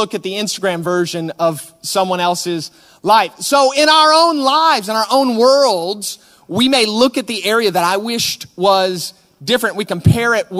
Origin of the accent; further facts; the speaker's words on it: United States; now in Manchester, United Kingdom; we are from America.